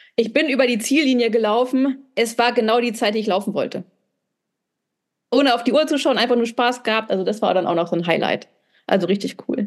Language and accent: German; North Rhine-Westphalia, Germany; moved away; also born or lived in southern Germany (mountains); in Ostwestfalen, wo ich herkomme